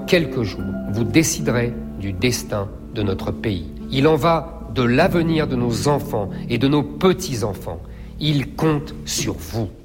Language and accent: French; Seine-Saint-Denis, Île-de-France, France; Je suis né en Seine-Saint-Denis dans une famille